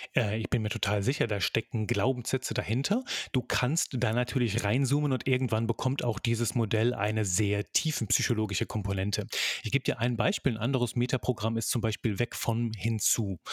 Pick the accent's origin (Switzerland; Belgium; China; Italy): Belgium; also born or lived in near Cologne, Germany; now in Germany; bin Belgier von, von Geburt an, lebe in der Nähe von Köln